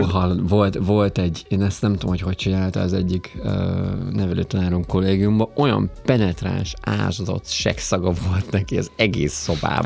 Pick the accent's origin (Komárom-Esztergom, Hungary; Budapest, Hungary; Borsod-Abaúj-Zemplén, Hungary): Borsod-Abaúj-Zemplén, Hungary; borsodban nőttem